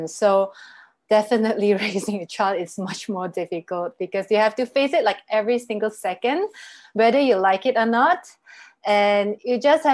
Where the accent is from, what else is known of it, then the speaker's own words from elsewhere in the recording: Malaysia; I'm from Malaysia, and currently I'm based here